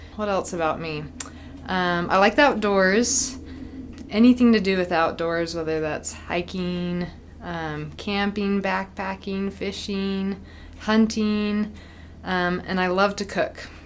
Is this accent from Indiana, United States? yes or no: no; Utah, United States; I'm from Utah